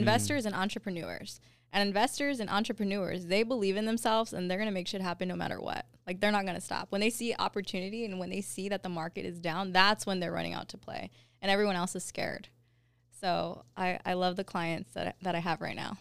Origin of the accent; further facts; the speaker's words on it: Covina, California, United States; I grew up in Covina